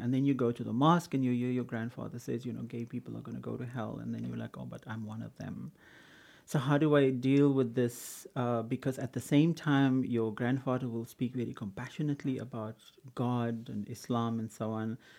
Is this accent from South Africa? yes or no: yes; Cape Town, Western Cape, South Africa; In, in Kenwyn, yeah. In, in those days it used to be called Samboklan.